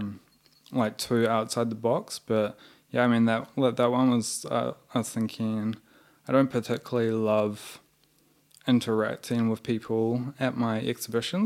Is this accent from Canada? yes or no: no; New Zealand; moved away as an adult; now in Melbourne, Australia; we're both from New Zealand.